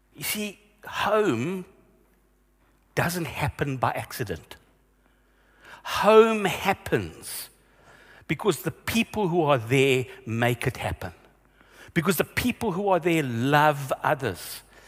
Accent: Vereeniging, Gauteng, South Africa; when I was growing up in Vereniging. Yeah, I grew up there

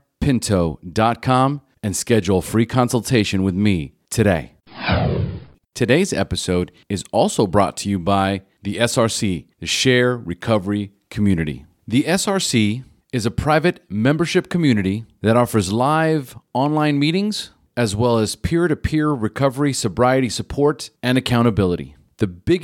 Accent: Pasadena, California, United States; moved away; I'm originally from Pasadena, so... L.A.

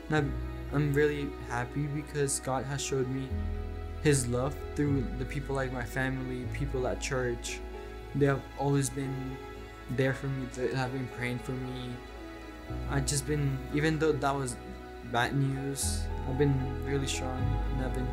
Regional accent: Colombia; born there; I was born in Colombia and I'm 14.

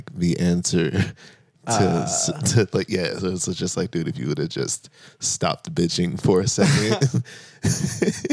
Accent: San Bernardino, California, United States; also born or lived in Moreno Valley, California; I was raised in the Inland Empire

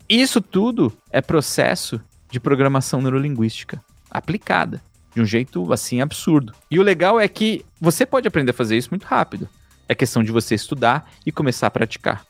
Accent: São Paulo, Brazil; Eu nasci em São Miguel Paulista. Eu vim de um bairro super pobre

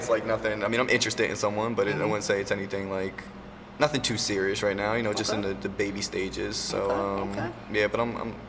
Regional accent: Trenton, New Jersey, United States; also born or lived in Florida / Atlanta; I'm from Trenton. I'm from the city. I grew up here.

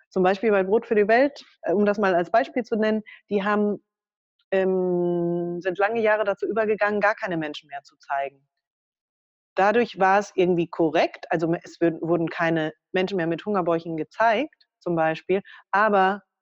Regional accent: Germany; German is a second language; Auch als Deutsche, das ne, ist ja noch nicht mal meine Muttersprache.

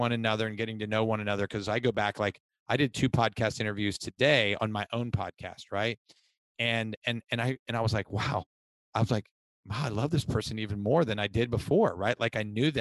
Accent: Ohio, United States; So I am originally from Ohio, went to college. I grew up in an alcoholic father's home

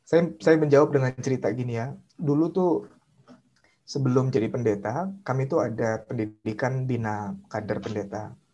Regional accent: Jakarta, Indonesia; saya orang Tionghoa tinggal di daerah Tanjung Priuk, Jakarta dan sering jadi sasaran bully macam-macam lah

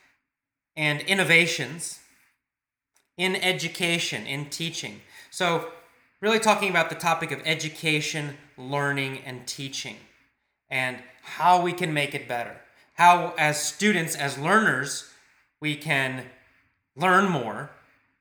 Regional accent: United States; I'm American

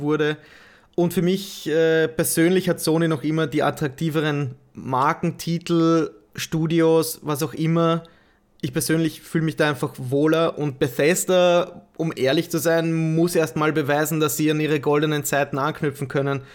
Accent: Austria; als Österreicher

